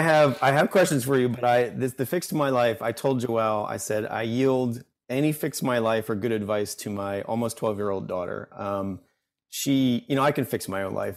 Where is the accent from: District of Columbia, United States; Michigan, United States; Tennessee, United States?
District of Columbia, United States; Washington; now in Bethesda, United States; grew up in DC